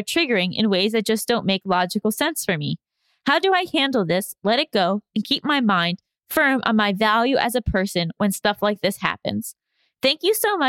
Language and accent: English; New York, United States; as a New Yorker